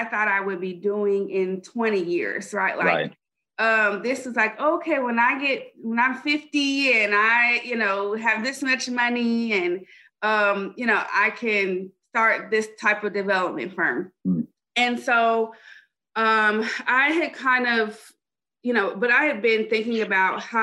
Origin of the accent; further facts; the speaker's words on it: Dallas, Texas, United States; moved away as an adult; also born or lived in Chapel Hill, North Carolina; I am from Dallas, Texas. Left for a ton of school